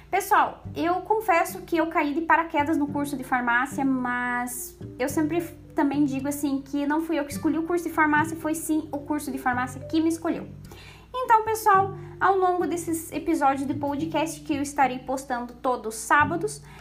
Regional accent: Santa Catarina, Brazil; eu sou aqui do sul, aqui de Santa Catarina também

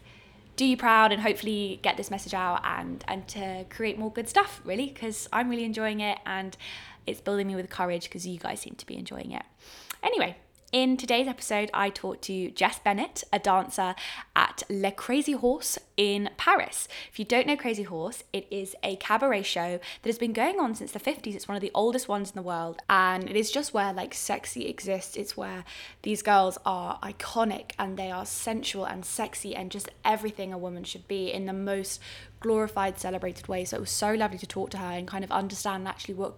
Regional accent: England, United Kingdom; accent: English; My English accent

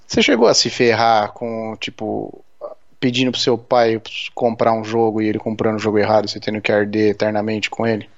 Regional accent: Brazil; moved away; also born or lived in Germany; como bons brasileiros

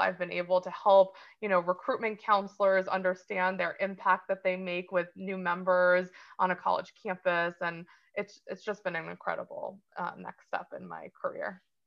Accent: New Jersey, United States; I'm from New Jersey originally

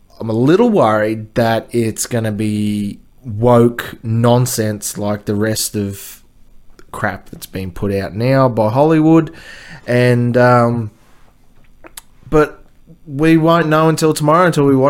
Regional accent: Australia; here in Australia

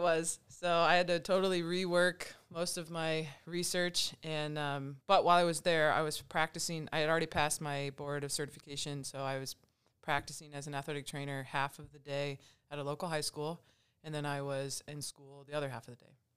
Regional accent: Angola, Indiana, United States; I grew up in Angola, Indiana

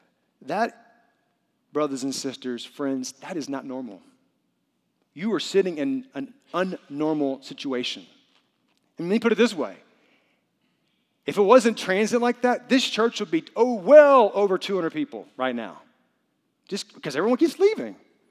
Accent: the South, United States; I'm from the South. I speak English. I'm very white in a very brown culture.

